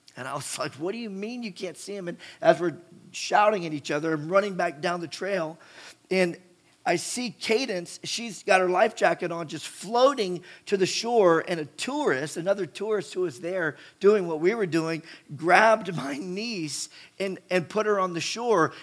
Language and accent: English; West Virginia, United States; I grew up in West Virginia, you know, going down the New River and the Gauley River